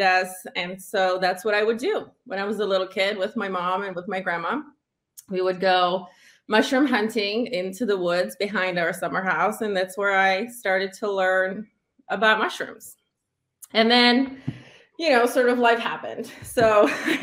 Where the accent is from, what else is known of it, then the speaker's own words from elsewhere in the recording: Czechia; now in United States; I grew up in the Czech Republic.